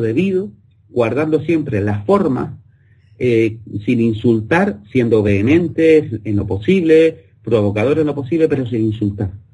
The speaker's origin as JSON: {"language": "Spanish", "country": "Spain", "said": "somos españoles"}